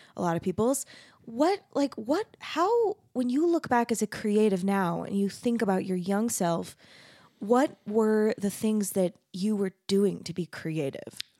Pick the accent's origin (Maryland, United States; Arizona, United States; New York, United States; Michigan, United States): Arizona, United States; Mesa; also born or lived in Texas; I grew up in Arizona. I'm from Mesa